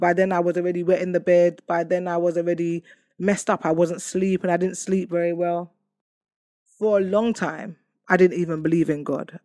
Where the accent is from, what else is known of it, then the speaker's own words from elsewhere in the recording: London, United Kingdom; I come from Hackney